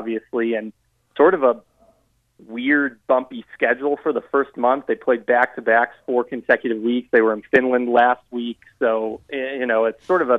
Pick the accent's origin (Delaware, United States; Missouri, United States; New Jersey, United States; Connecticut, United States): Missouri, United States; St. Louis; also born or lived in the South; now in Denver, United States; I'm originally from St. Louis, grew up watching a lot of hockey